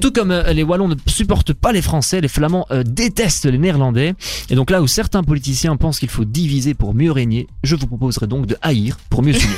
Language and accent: French; Belgium; je suis belge, mais techniquement, mon père est flamand et ma mère est française